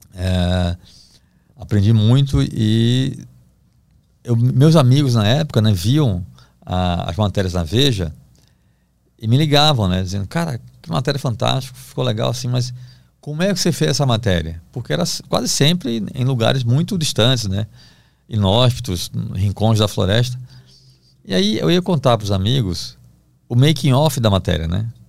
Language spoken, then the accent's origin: Portuguese; Recife, Pernambuco, Brazil; moved away as an adult; also born or lived in Belém; now in São Paulo, Brazil; eu sou do Recife, cresci perto da praia